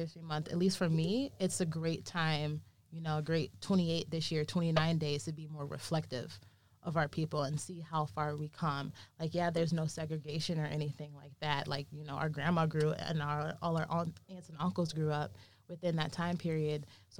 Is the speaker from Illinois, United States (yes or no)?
yes; Wheaton, Illinois, United States; Like, me growing up in Wheaton, Illinois, I'm one of many few Black people in this town.